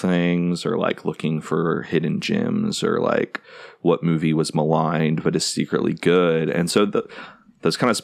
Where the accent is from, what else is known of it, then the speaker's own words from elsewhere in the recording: United States; also born or lived in Texas / Tennessee; growing up in Texas and Tennessee